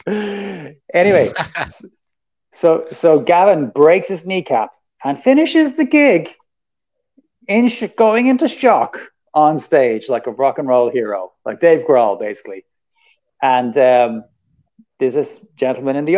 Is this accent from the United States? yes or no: no; Ireland; we're white and we're Irish, and it's good to be Irish in America.